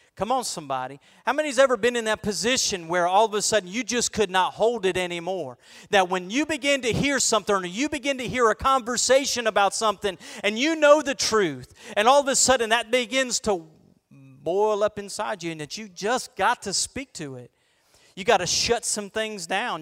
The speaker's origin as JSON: {"language": "English", "region": "Florida", "country": "United States", "said": "I'm a boy from Florida"}